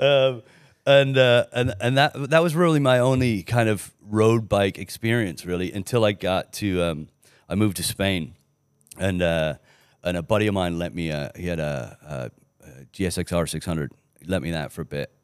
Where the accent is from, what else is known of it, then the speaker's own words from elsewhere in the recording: Canada; also born or lived in England; I ended up being Canadian instead of Australian